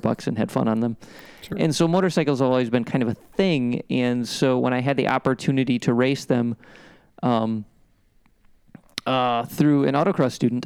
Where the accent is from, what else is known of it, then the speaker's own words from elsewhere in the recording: Midwest, United States; growing up in the Midwest in the 80s